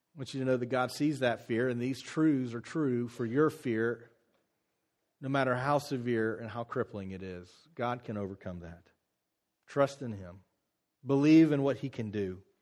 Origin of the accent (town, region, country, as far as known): United States